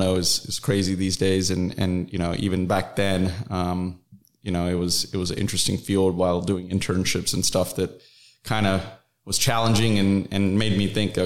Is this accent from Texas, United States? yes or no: no; North Carolina, United States; moved away as an adult; now in Dallas-Fort Worth, United States; I'm originally from North Carolina